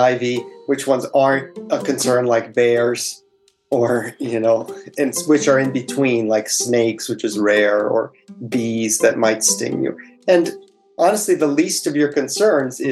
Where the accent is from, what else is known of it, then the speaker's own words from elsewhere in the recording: Miami, Florida, United States; moved away; growing up in Miami